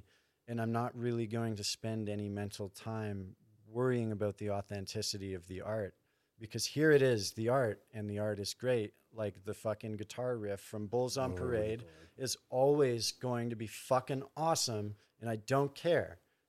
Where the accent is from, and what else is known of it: Thunder Bay, Ontario, Canada; born or raised there; now in Calgary, Canada